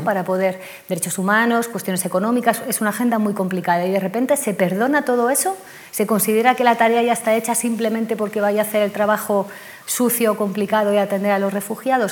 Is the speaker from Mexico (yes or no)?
no; Spain; como sociedad española